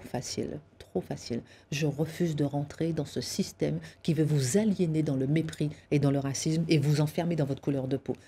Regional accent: Guadeloupe; je suis née effectivement en Guadeloupe avec des parents enseignants

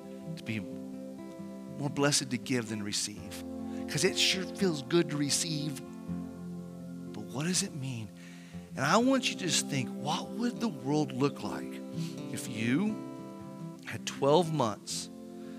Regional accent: Artesia, United States; The church I grew up in Artesia

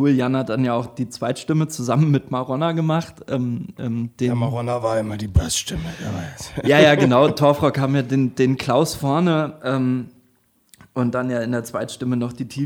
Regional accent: Northern Germany, Germany; accent: Low German; ich musste tatsächlich auch meinen, meinen plattdeutschen Akzent trainieren.

